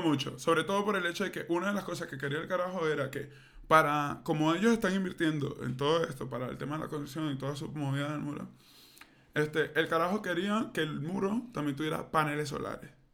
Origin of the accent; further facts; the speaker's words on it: Venezuela; moved away; yo soy muy venezolano